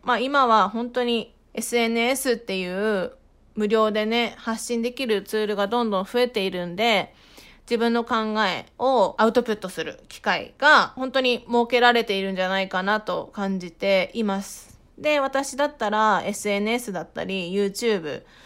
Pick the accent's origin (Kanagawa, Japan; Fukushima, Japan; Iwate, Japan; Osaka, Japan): Fukushima, Japan; moved away as an adult; now in Tokyo, Japan; 私、福島県出身で